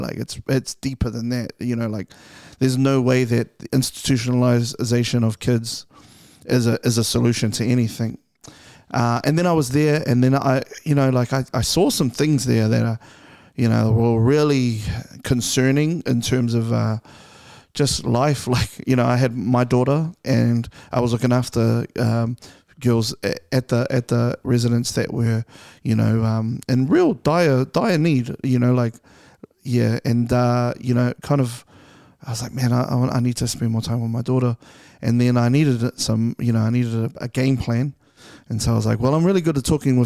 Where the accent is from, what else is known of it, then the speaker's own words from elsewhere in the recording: Auckland, New Zealand; I'm from Clinton.